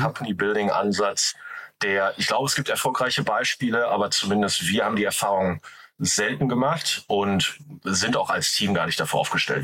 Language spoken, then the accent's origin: German; Ruhr area, North Rhine-Westphalia, Germany; accent: Ruhr; ich komme aus Deutschland, wobei ich dazu sagen muss, ich komme aus dem Ruhrgebiet. Also so, so, sorry, wenn der Akzent ein bisschen durchschallt.